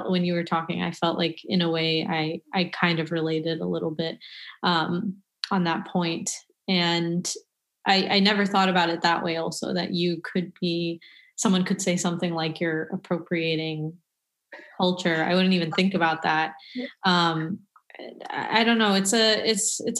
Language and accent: English; Pakistan; I rejected a lot of me being Pakistani um, or even Pakistani clothes or whatever it is